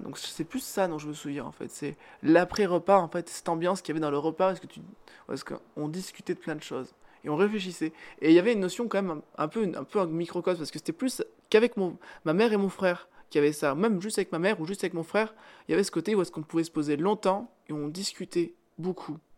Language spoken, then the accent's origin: French; Cantal, Auvergne-Rhône-Alpes, France; on est du Cantal